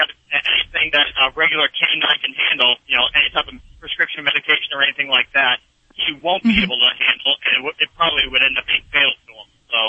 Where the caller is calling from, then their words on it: New York, United States; New York.